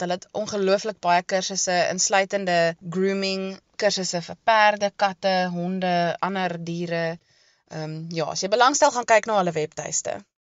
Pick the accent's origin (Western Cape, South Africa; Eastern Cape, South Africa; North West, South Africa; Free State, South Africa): Eastern Cape, South Africa; East London; moved away as an adult; also born or lived in Stellenbosch; now in Melkbosstrand, South Africa; ek het grootgeword daar in die Oos-Kaap in Oos-London se area